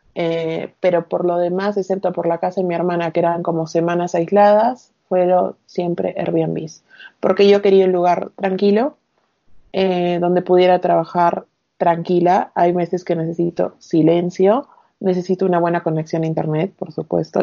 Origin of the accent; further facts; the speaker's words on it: Arequipa, Peru; moved away as an adult; also born or lived in Piura / Buenos Aires; soy de Arequipa, del sur. Eh, viví acá toda mi secundaria